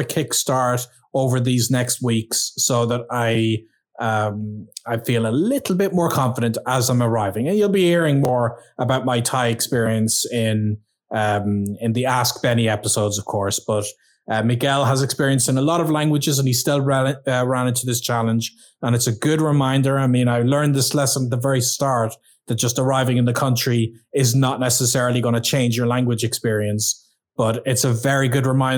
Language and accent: English; Ireland